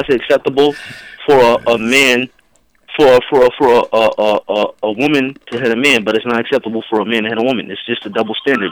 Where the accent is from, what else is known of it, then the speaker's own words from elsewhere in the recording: New York City, New York, United States; born and raised in Southside Jamaica, Queens